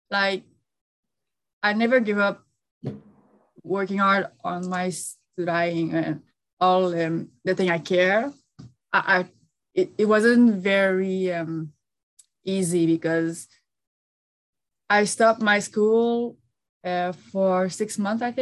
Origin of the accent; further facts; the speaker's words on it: Quebec, Canada; I live uh, in uh, Quebec, Montreal, Canada, and that's where I grew uh, in a little uh, country. Just, I- am not a city girl.